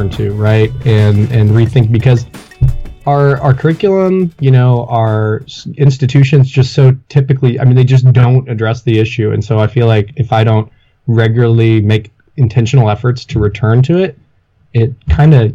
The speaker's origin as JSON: {"language": "English", "town": "Tulsa", "region": "Oklahoma", "country": "United States", "tie": "born or raised there", "also_born_or_lived": "Tahlequah, Oklahoma", "moved": "as an adult", "lives_now": "Texas, United States", "said": "I'm originally from Tahlequah, Oklahoma, and feel like for growing up initially in Tahlequah and going to Cherokee Elementary before my family moved to Tulsa when I was in first grade"}